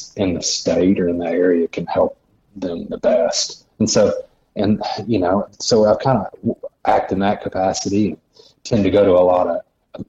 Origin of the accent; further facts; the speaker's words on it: Searcy, Arkansas, United States; I grew up in Searcy, Arkansas, which is about an hour north of Little Rock, Arkansas.